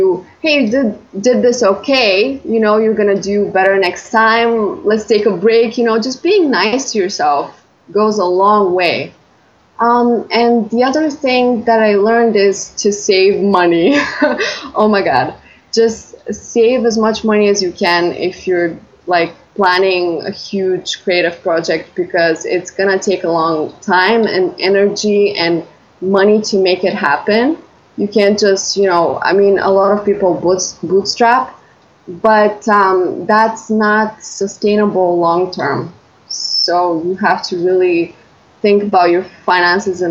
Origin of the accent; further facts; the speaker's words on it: Bulgaria; I'm from Bulgaria.